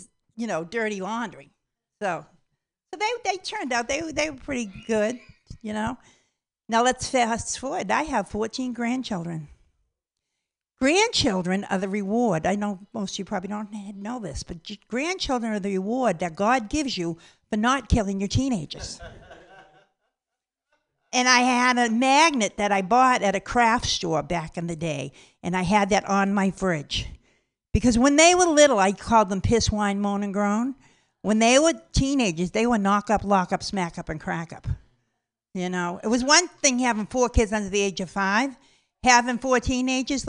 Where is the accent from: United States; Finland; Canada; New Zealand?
United States; Boston, Massachusetts; I'm from Boston, Massachusetts.